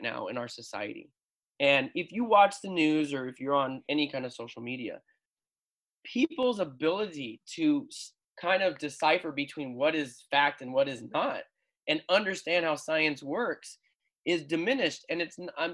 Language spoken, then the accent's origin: English; Phoenix, Arizona, United States; I'm from Phoenix